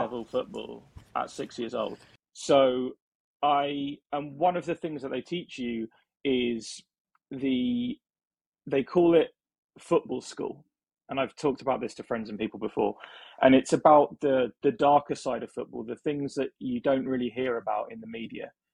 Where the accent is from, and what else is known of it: England, United Kingdom; born or raised there